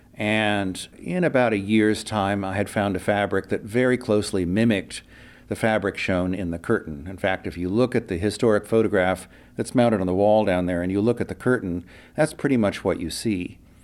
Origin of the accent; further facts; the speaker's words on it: Urbana, Ohio, United States; moved away as an adult; now in San Francisco Bay Area, United States; I'm from Ohio originally